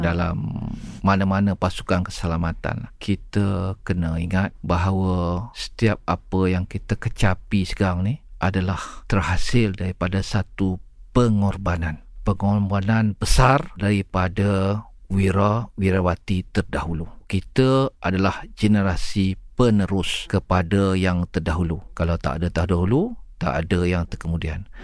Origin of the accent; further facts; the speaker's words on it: Malaysia; kita sebagai rakyat Malaysia